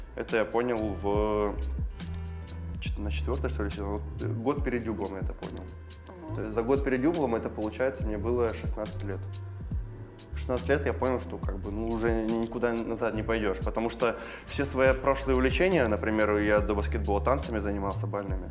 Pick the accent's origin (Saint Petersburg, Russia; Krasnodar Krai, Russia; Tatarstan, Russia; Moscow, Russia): Krasnodar Krai, Russia; Belorechensk; я из Белореченска, это, получается, сто километров от Краснодара